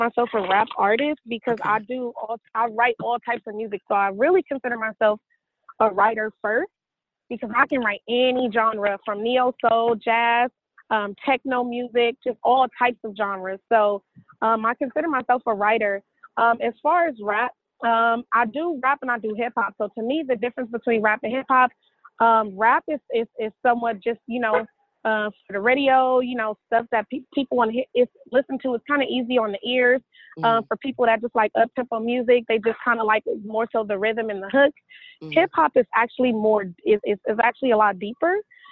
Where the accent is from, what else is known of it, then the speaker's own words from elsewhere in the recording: California, United States; moved away as an adult; also born or lived in Atlanta, Georgia / Los Angeles; I was born and raised in California